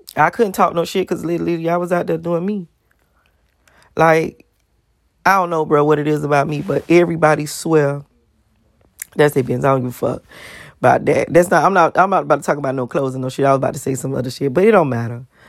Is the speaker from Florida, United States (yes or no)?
yes; Miami, Florida, United States; I'm from Miami